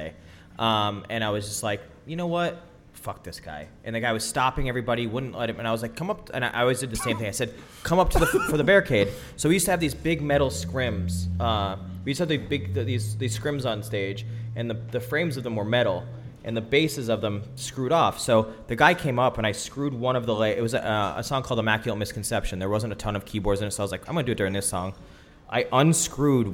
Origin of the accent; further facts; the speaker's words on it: Wilkes-Barre, Pennsylvania, United States; I'm from Wilkes-Barre, Pennsylvania